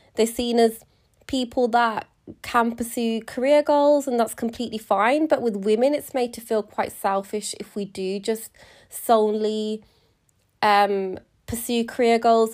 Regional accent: United Kingdom; being British Indian, so my grandparents are from India and they immigrated to the U K in the sixties

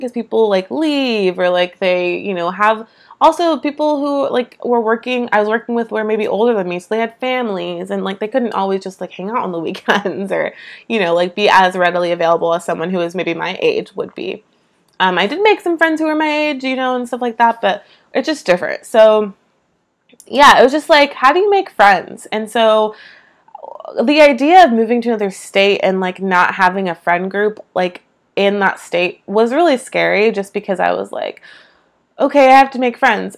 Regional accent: East Bay, San Francisco Bay Area, California, United States; moved away as an adult; now in Georgia, United States; Never have lived anywhere besides California in my entire life. Never anywhere besides the East Bay in California specifically. I'm from the Bay Area.

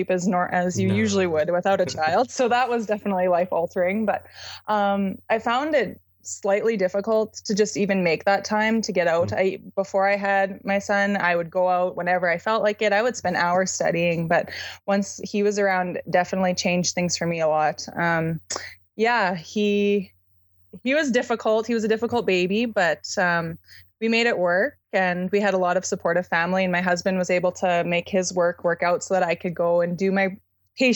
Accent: Canada; I'm from Canada

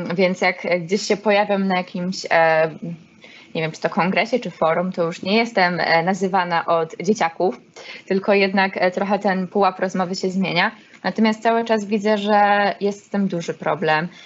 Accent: Olsztyn, Warmian-Masurian Voivodeship, Poland; jestem olsztynianką i z tym się utożsamiam

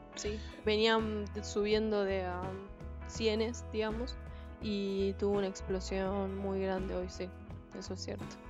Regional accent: Argentina

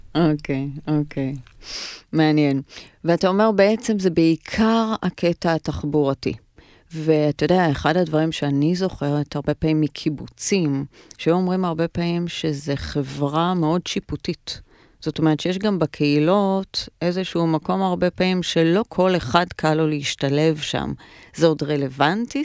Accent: Ra'anana, Central District, Israel; moved away as an adult; now in Tel Aviv, Israel; גדלתי ברעננה, שזה מעניין, כי ברעננה, כשאני גדלתי ברעננה, עברתי לשם, עברנו כשהייתי בת שבע בערך

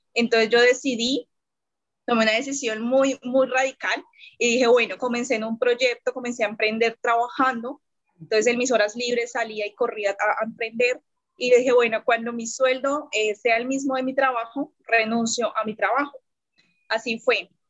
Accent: Bogotá, Colombia; now in Neiva, Colombia; soy de acá de Colombia, eh, soy realmente de la capital de Bogotá, pero en ese momento estoy viviendo en una ciudad que se llama Neiva

